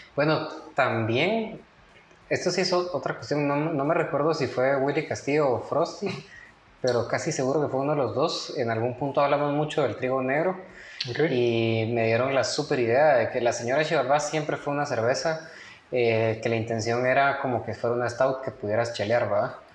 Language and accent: Spanish; Guatemala; somos los chapines